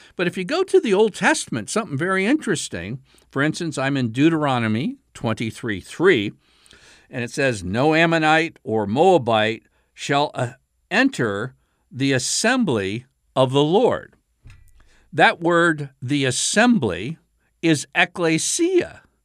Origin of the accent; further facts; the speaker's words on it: Pennsylvania, United States; moved away; also born or lived in south of the Mason-Dixon line; I grew up in Pennsylvania